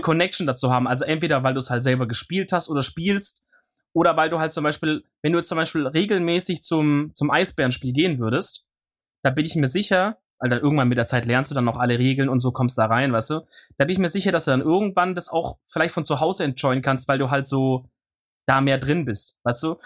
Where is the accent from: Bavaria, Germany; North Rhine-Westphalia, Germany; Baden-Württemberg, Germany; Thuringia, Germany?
Baden-Württemberg, Germany; near Stuttgart; ich komme aus der Nähe von Stuttgart